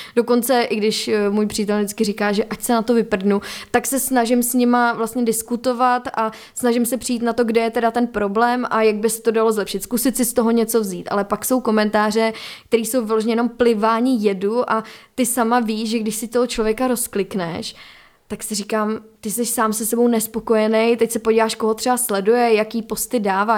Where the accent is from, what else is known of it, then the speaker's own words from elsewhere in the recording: Czechia; u nás, jako Češi